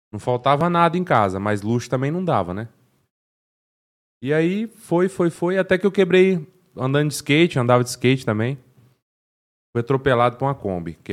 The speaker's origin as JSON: {"language": "Portuguese", "town": "Cambé", "region": "Paraná", "country": "Brazil", "tie": "born or raised there", "said": "E, e aí cresci em Cambé, aí minha mãe colocou eu no Senai."}